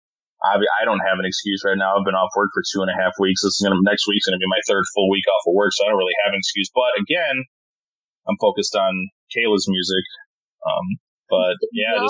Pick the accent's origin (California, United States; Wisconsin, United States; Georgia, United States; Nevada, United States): Wisconsin, United States; moved away; my home state of Wisconsin